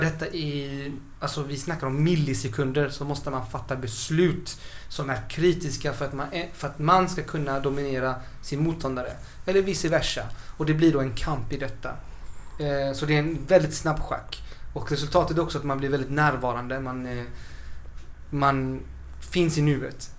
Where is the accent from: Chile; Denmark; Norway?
Chile; now in Sweden; vi i Chile